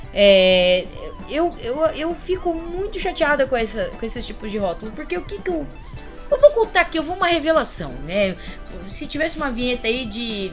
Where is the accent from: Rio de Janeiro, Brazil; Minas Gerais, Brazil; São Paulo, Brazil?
São Paulo, Brazil; Paulista